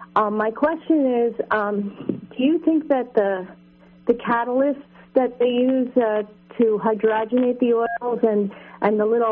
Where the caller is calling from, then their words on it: New York, United States; Hi, I'm calling from New York